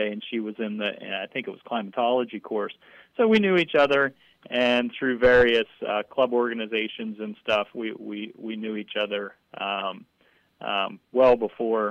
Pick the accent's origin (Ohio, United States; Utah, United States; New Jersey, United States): Ohio, United States; Southeast; moved away as an adult; also born or lived in Tucson, Arizona / Spokane, Washington; I grew up in Southeast Ohio and never really left the state until I decided I wanted to go to grad school